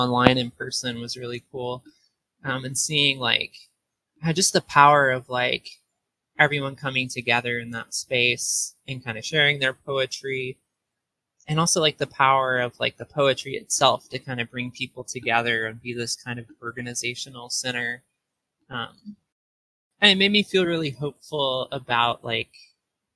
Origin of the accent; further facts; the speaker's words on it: rural Southeast Missouri, United States; moved away as an adult; also born or lived in East Coast; I grew up in Southeast Missouri, like rural Southeast Missouri, in a place called Fairdeland